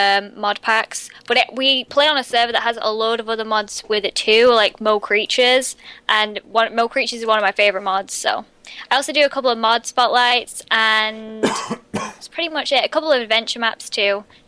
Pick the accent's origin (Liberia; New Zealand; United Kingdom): United Kingdom; England; I'm from England.